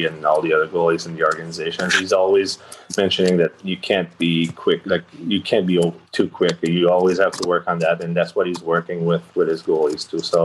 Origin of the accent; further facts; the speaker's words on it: Rimouski, Quebec, Canada; also born or lived in Chandler, Quebec; I think I was 1 year old when I moved away from Chandler, where I was born. So Rimouski is the city where I grew up